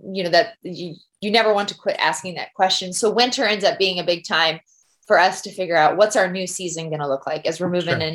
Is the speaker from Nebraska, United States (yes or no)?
yes; Gibbon, Nebraska, United States; moved away as an adult; now in Kodiak, United States; my home church, Gibbon, Nebraska.